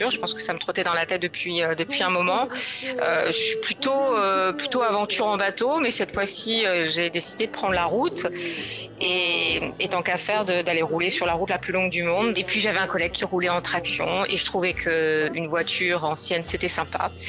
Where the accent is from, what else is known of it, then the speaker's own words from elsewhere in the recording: France; Euh, bon, elle est française, bien mieux, je suis française.